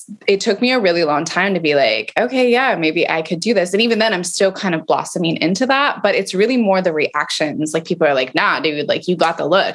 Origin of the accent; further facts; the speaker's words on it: Prescott, Arizona, United States; also born or lived in Phoenix, Arizona; now in Austin, United States; I was raised in a very small town in Northern Arizona called Prescott